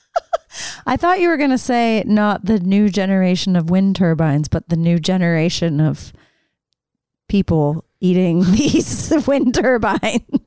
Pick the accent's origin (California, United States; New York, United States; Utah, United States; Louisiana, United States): Utah, United States; Salt Lake City; growing up in Salt Lake